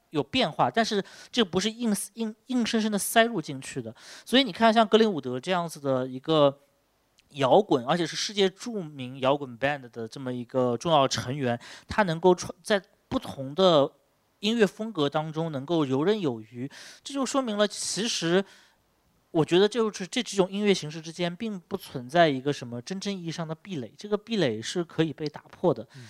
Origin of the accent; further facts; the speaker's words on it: China; 用我们中国人能懂，懂的话